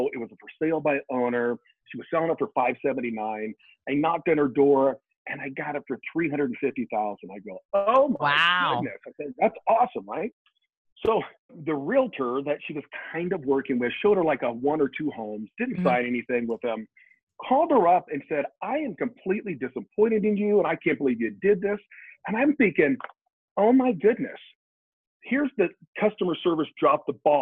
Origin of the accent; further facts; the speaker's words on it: Colorado, United States; We are from Colorado.